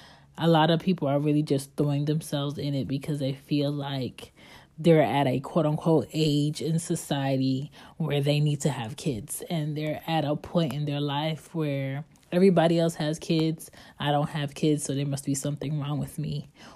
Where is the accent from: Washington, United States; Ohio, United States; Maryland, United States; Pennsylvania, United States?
Pennsylvania, United States; Philadelphia; born there; So I was born in 87, and I was born in West Philadelphia.